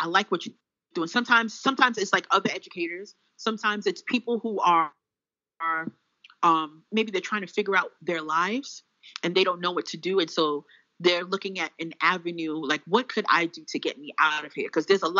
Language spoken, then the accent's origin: English; Bronx, New York, United States; I'm not nobody special. … from the Bronx.